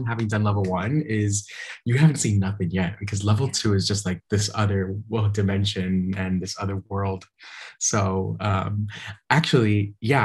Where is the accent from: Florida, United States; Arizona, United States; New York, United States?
Florida, United States; Miami; also born or lived in Nashville / Los Angeles; I was born and raised in Miami, very Latino upbringing